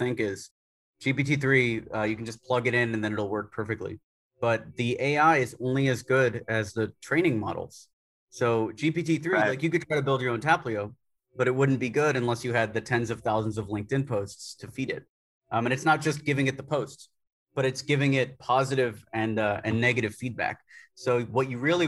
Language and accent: English; Tampa, Florida, United States; moved away as an adult; now in New Delhi, India; I was born in Tampa, Florida